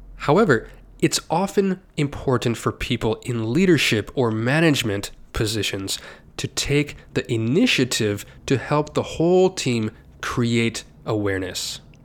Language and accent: English; United States; I'm an American, and I am